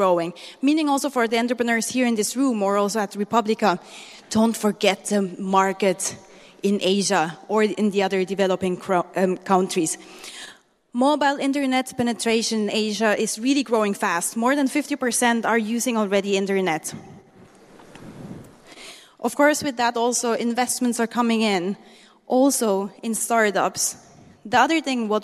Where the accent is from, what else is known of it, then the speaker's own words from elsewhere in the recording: Switzerland; moved away as an adult; now in Manila, Philippines; I'm half Swiss and half Filipino. So I grew up in Switzerland. 27 years long, I was there